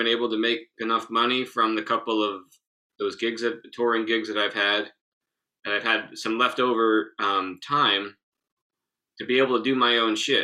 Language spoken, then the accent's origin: English; Northeastern Pennsylvania, United States; my hometown, Northeastern Pennsylvania